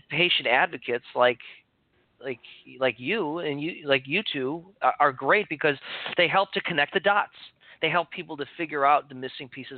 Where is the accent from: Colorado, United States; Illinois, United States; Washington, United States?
Illinois, United States; Chicago; now in Santa Cruz, United States; when I moved to California from Chicago, where I grew up